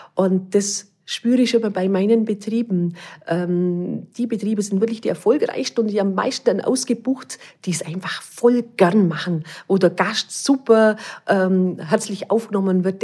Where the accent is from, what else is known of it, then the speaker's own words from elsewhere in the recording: Allgäu, Germany; bei uns im Allgäu